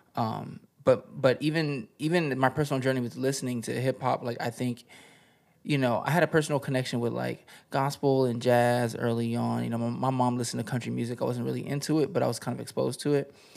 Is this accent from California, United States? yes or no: yes; the desert out in Cali, California, United States; also born or lived in Greece; now in Los Angeles, United States; I was born in Greece, and I was raised in the desert out in Cali